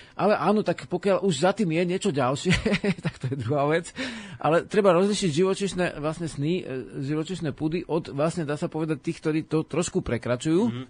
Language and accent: Slovak; Slovakia